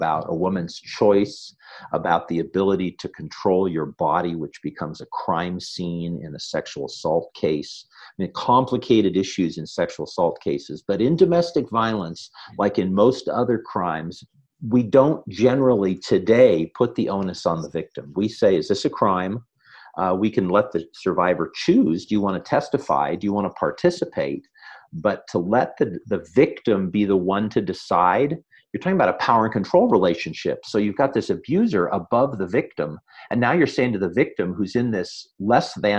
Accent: Northern California, United States; now in San Diego, United States; I grew up in Northern California, grew up at a camp called Mount Hermon in the Santa Cruz Mountains

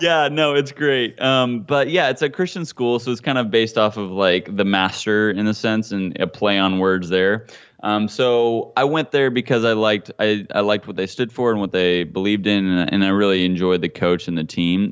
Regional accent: Hutchinson, Kansas, United States; now in California, United States; Hutchinson was a great town, man, a great city to grow up

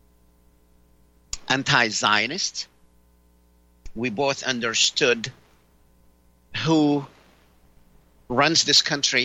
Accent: Palestine; now in United States; I am originally from Palestine.

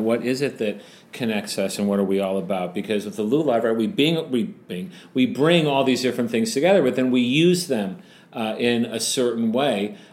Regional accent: United States; many of us growing up in the States

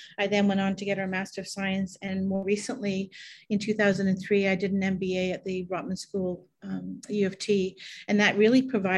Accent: England, United Kingdom; also born or lived in Canada / Toronto; now in Northumberland County, Canada; I was born in England. I've been in Canada since 1975

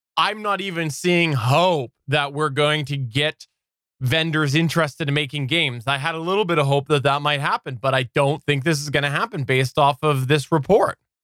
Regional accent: Canada; I'm Canadian.

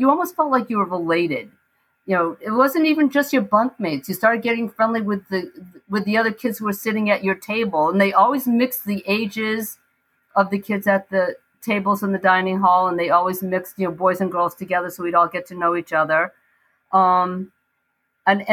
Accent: Brookline, Massachusetts, United States; I grew up in Brookline

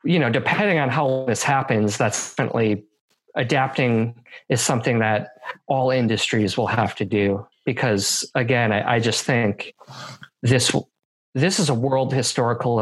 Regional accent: Milwaukee, Wisconsin, United States; now in Portland, United States; I'm from Milwaukee.

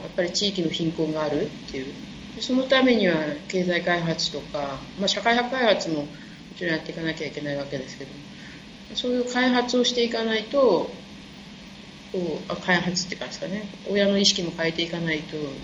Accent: Japan; 日本であの生まれ育ったのが結構田舎な方

